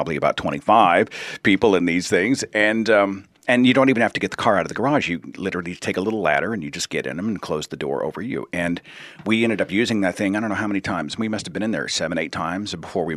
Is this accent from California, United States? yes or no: no; Oklahoma, United States; I'm from Oklahoma